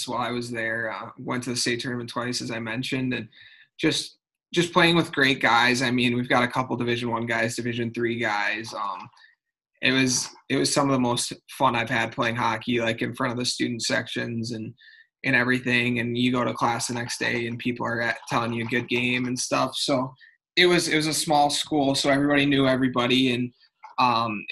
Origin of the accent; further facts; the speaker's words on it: Maple Grove, Minnesota, United States; growing up in Minnesota